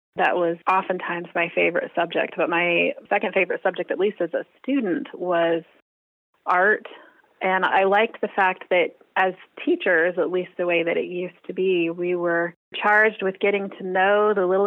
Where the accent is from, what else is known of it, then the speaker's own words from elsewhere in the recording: Ohio, United States; also born or lived in Muncie, Indiana / Lima, Ohio / Columbus, Ohio / Dayton, Ohio; I'm a Midwest girl, so we moved to Ohio when I was wee little, and I've been here ever since.